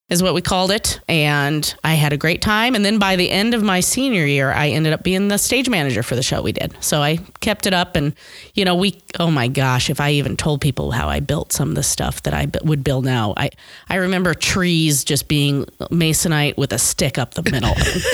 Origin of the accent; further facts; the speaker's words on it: Omaha, Nebraska, United States; I am here from here, Omaha, Nebraska.